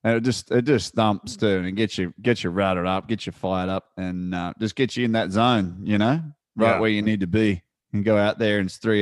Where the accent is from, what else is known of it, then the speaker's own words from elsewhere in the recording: Australia; moved away; I come from Australia and I never forget where I come from